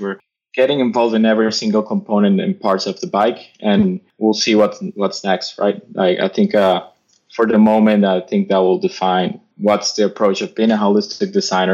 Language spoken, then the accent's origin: English; United States; as an American